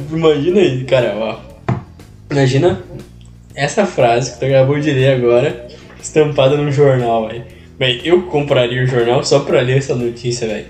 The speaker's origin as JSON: {"language": "Portuguese", "region": "South Region", "country": "Brazil", "said": "eu sou do Sul e com muito orgulho"}